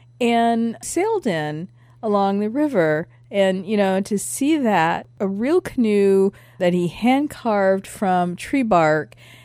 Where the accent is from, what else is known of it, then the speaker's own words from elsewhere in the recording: Michigan, United States; I grew up in Michigan